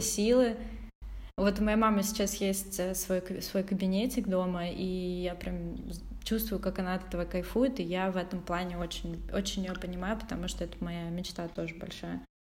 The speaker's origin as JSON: {"language": "Russian", "town": "Odesa", "region": "Odesa Oblast", "country": "Ukraine", "said": "мы вместе из Одессы"}